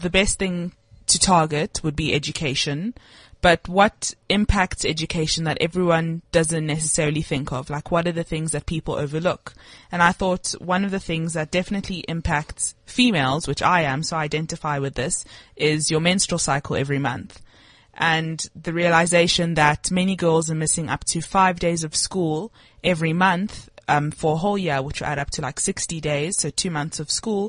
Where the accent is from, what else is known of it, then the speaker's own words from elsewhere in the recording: South Africa; also born or lived in Milton Keynes, England; I was born in England.